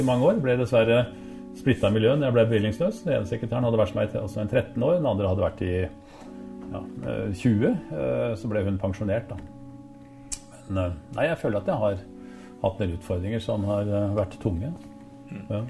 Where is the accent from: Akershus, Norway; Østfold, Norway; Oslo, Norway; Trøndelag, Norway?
Oslo, Norway; also born or lived in Drangedal; jeg var oppvokst i Rødveien på Årvoll